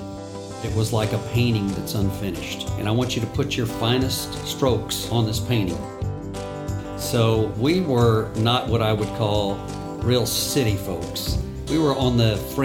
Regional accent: Houston, Texas, United States; also born or lived in Austin, Texas; growing up in Houston, I was the oldest of three boys

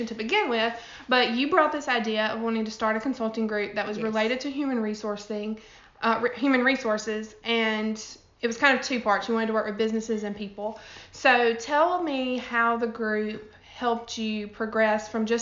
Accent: Pontotoc, Mississippi, United States; I grew up in Pontotoc, Mississippi, which is right outside of Tupelo

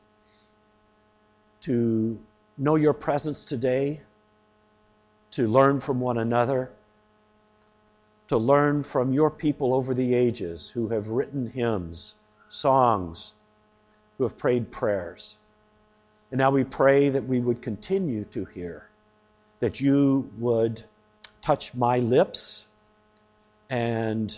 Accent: the American South, United States; I was growing up in the American South.

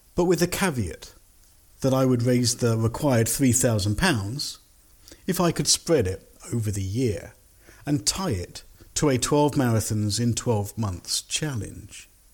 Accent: London, United Kingdom; I'm from London. I've lived here many, many years with gaps in other countries

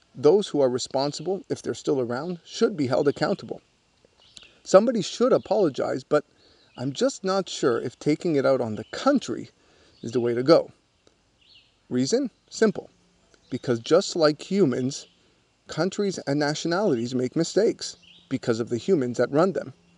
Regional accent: Canada; As a Canadian-born Jew, born from Moroccan immigrants

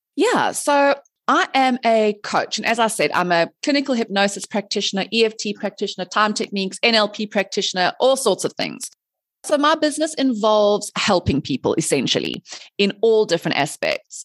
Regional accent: South Africa; moved away as an adult; also born or lived in Dubai; I am originally from South Africa

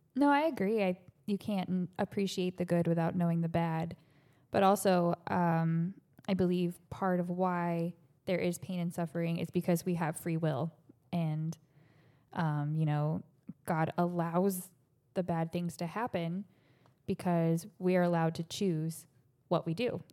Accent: Ohio, United States; moved away as an adult; now in Florida, United States; I grew up in Ohio

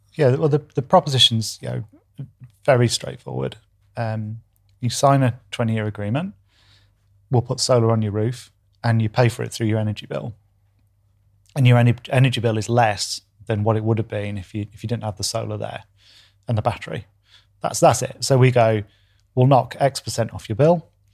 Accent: Doncaster, Yorkshire and the Humber, United Kingdom; moved away; also born or lived in New Zealand; You can tell I'm from Doncaster.

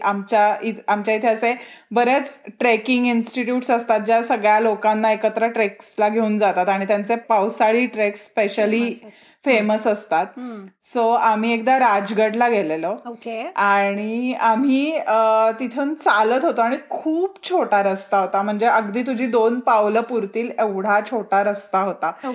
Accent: Maharashtra, India

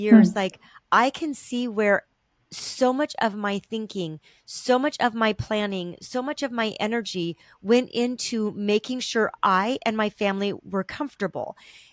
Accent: Southern California, United States; we were raised in Southern California

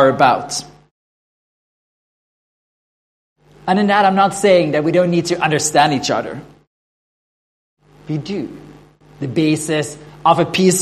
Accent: Norway; first language Norwegian; English is a second language; now in Sydney, Australia

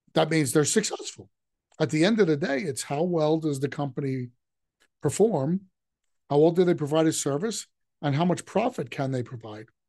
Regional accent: New York, United States; growing up in New York

